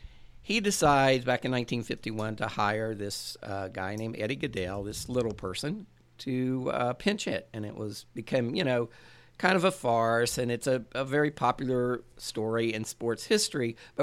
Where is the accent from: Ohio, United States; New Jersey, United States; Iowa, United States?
Ohio, United States; Portsmouth; Portsmouth, Ohio. It's my hometown.